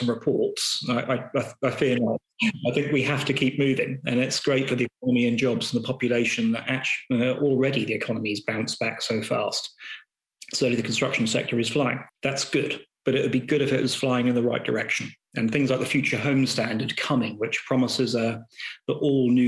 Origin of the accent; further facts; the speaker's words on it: Gorleston, East of England, United Kingdom; also born or lived in Norwich; I grew up in Goulston, which is equidistant between Great Yarmouth and Lowestoft